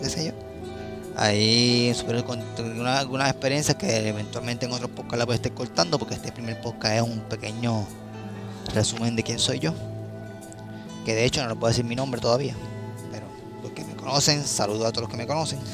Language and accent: Spanish; Caguas, Puerto Rico; podría decir que casi toda mi vida he estado en Cagua, he vivido en Cagua